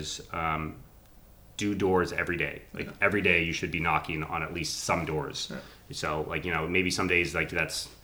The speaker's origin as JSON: {"language": "English", "town": "Framingham", "region": "Massachusetts", "country": "United States", "tie": "born or raised there", "moved": "yes", "said": "I grew up in Framingham, I've only moved back 5 years ago"}